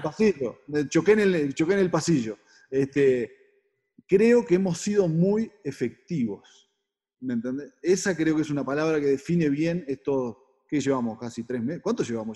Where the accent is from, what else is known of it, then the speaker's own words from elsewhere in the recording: Uruguay; moved away as an adult; now in Mexico; Llevo 20 años en México, 19, y cada vez que digo que soy uruguayo